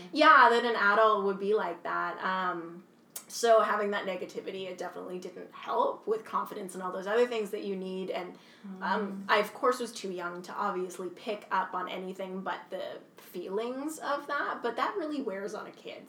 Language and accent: English; Kingston, Ontario, Canada; I'm from Kingston, Ontario. Uh, I grew up here since I was three years old